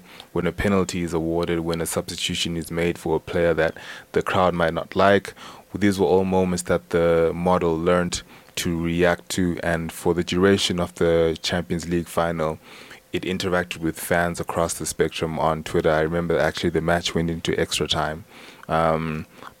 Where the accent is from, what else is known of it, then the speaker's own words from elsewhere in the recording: Bulawayo, Zimbabwe; now in Amsterdam, Netherlands; I grew up in Zimbabwe in a town called Wilawayo